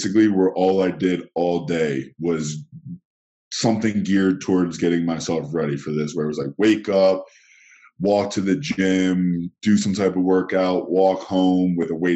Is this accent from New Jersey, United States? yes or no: no; Philadelphia, Pennsylvania, United States; now in California, United States; I grew up in Philadelphia, Pennsylvania, and the East Coast